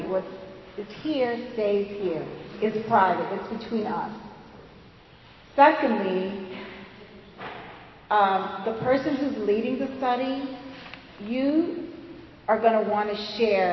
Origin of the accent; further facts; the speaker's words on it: the South, United States; accent: southern; my southern accent